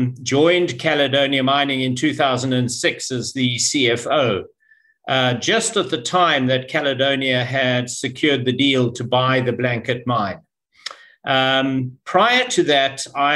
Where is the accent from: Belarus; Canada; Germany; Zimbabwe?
Zimbabwe; moved away as an adult; also born or lived in Cape Town, South Africa; I was born in Zimbabwe, educated in Zimbabwe. And then did my tertiary education in Cape Town in South Africa.